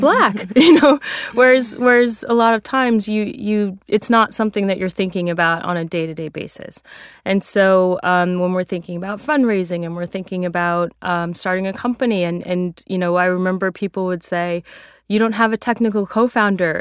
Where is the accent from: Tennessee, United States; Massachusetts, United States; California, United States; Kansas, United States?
California, United States; San Francisco; I grew up in San Francisco.